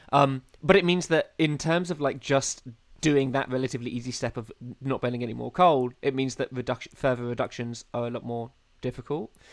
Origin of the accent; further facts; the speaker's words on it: United Kingdom; I quite like being British. Oh, yeah. I'm quite pr- proud of being um, from this soggy island